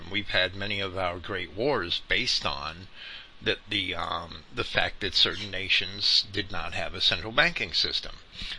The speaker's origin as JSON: {"language": "English", "region": "New Jersey", "country": "United States", "tie": "born or raised there", "said": "where I was growing up in New Jersey"}